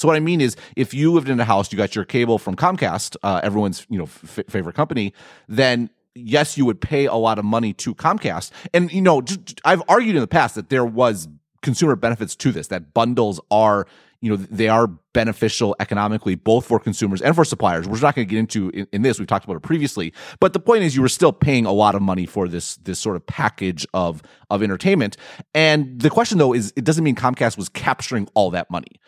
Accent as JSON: {"language": "English", "country": "United States", "said": "I'm an American"}